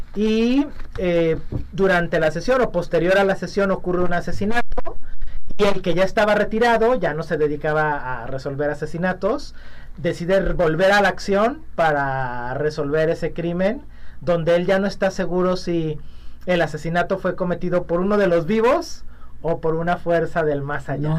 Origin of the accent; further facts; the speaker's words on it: Mexico; las muchas cosas que somos los mexicanos